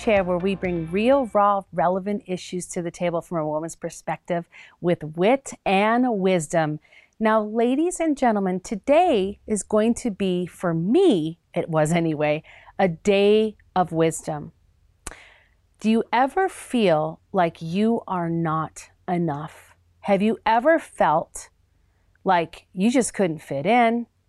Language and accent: English; Minnesota, United States; also born or lived in Chicago; I loved growing up in the Minnesota area and actually in Chicago as well